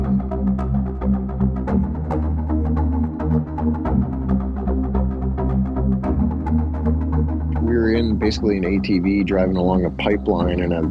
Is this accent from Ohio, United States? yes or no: yes; Bolivar, Ohio, United States; also born or lived in Wadsworth, Ohio; I grew up in Bolivar